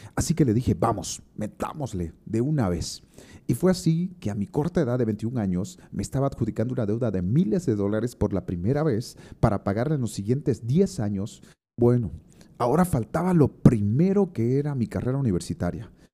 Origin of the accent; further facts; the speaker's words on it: Santa Cruz de la Sierra, Santa Cruz, Bolivia; Santa Cruz, mi tierra amada